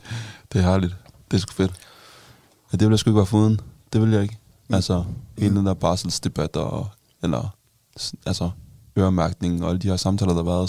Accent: North Jutland, North Denmark Region, Denmark; now in Zealand, Denmark; jeg kommer jo fra Jylland, sådan, virkelig ude på, sådan, på landet

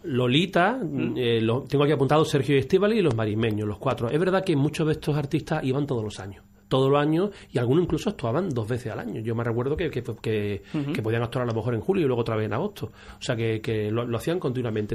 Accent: Málaga, Andalusia, Spain; yo en mi caso veraneaba en el Rincón de la Victoria, como muchos malagueños

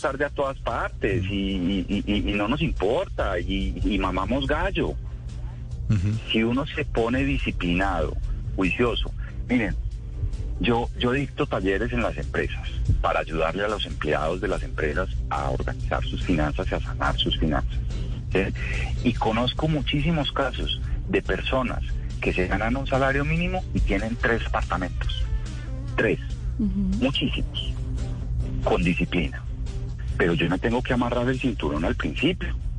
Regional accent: Colombia; Los colombianos ahorramos

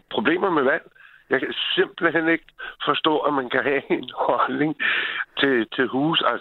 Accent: Copenhagen, Capital Region of Denmark, Denmark; now in Bornholm, Denmark; Jeg kommer fra Sydhavnen i København.

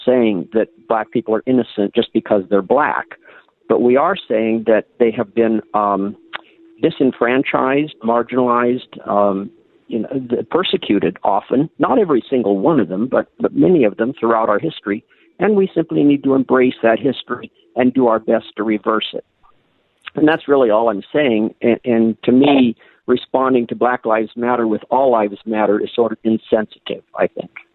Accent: Sioux Falls, South Dakota, United States; I grew up in Sioux Falls, South Dakota

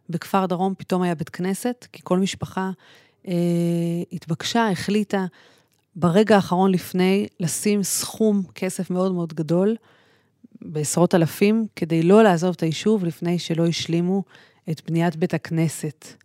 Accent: Kfar Saba, Central District, Israel; אני גדלתי בכפר סבא

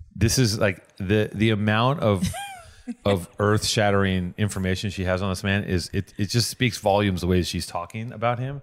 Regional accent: Wisconsin, United States; now in Los Angeles, United States; I'm from a Danish town in Wisconsin.

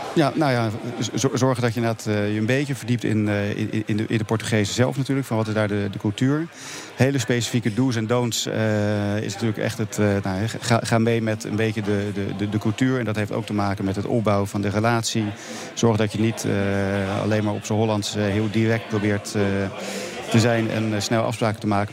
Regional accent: Netherlands

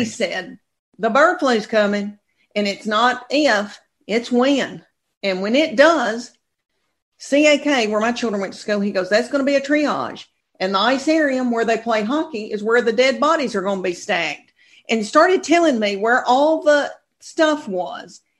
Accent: Adams, Tennessee, United States; moved away as an adult; now in Knoxville, United States; I'm from Tennessee, a farming community of 500 people.

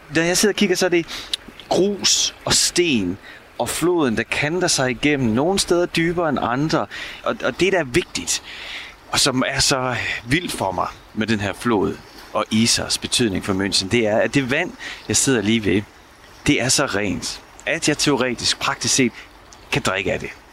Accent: Denmark; moved away as an adult; now in Munich, Germany; hjemme i Danmark

